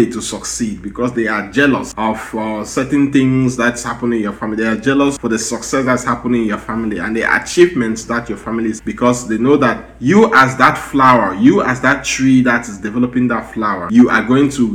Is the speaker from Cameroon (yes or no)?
yes; Cameroon; moved away as an adult; now in United States; we are from Cameroon and from Africa